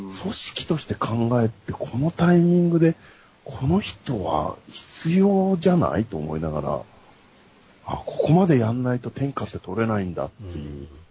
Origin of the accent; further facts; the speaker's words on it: Kamakura, Kanagawa, Japan; now in Tokyo, Japan; 僕今鎌倉出身なんですけど、今都内に在住なんですよ